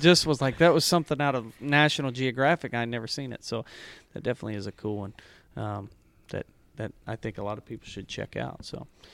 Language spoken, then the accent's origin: English; Mansfield, Missouri, United States; I grew up in Mansfield, Missouri, which was mostly cattle pasture